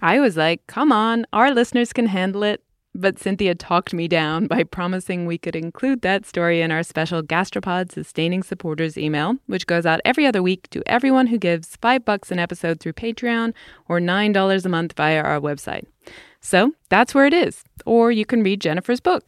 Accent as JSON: {"language": "English", "region": "England", "country": "United Kingdom", "tie": "born or raised there", "moved": "yes", "said": "In my home country, England"}